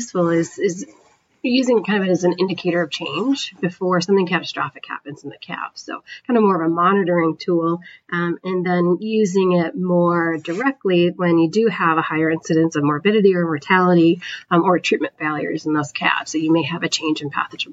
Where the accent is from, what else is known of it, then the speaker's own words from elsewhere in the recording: Northern New York, United States; moved away as an adult; now in Wisconsin, United States; I'm originally from the East Coast, though, not the Upper Midwest, from Northern New York